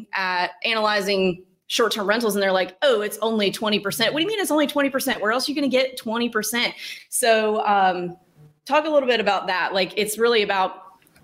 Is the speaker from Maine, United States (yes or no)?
no; Starkville, Mississippi, United States; I'm from Starkville, Mississippi. It's a town of 20,000 people